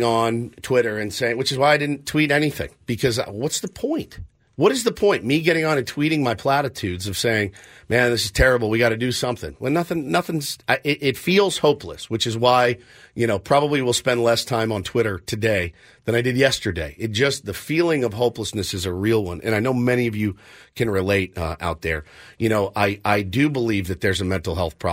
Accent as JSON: {"language": "English", "region": "Texas", "country": "United States", "tie": "born or raised there", "moved": "yes", "lives_now": "San Diego, United States", "said": "I'm from Texas"}